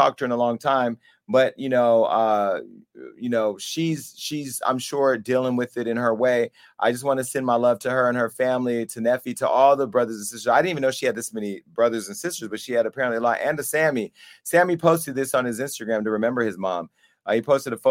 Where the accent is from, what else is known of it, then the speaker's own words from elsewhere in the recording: Stockton, California, United States; now in Los Angeles, United States; my hometown of Stockton up north by Oakland